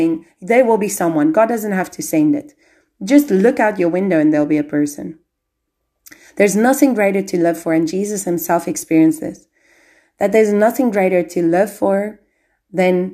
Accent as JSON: {"language": "English", "country": "South Africa", "moved": "yes", "lives_now": "Albania", "said": "I'm South African. I've had to go. I've had to leave my country"}